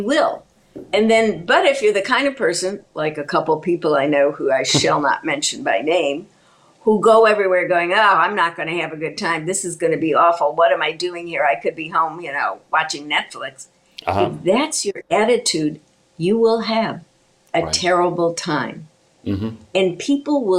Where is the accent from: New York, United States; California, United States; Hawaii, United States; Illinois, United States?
Illinois, United States; Chicago; I was raised in Chicago